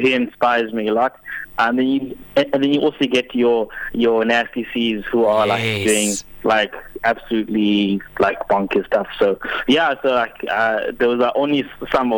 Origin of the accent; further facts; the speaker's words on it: Uitenhage, Eastern Cape, South Africa; also born or lived in Port Elizabeth (Gqeberha); now in Gqeberha, South Africa; I was born in Uitenhage, a town just outside of Port Elizabeth, which is now Eqeberha.